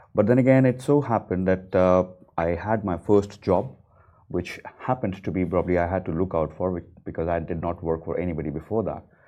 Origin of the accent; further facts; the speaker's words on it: India; now in Dubai, United Arab Emirates; coming as an Indian, a non Muslim